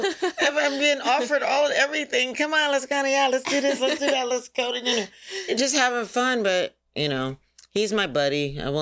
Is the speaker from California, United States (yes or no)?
yes; Los Angeles, California, United States; Come from L.A., of course, Los Angeles, California.